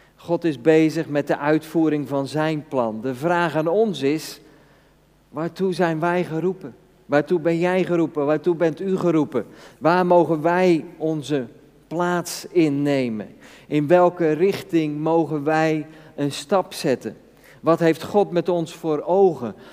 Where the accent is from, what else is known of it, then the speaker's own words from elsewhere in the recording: Netherlands; Als Nederlanders zijn we redelijk gestructureerd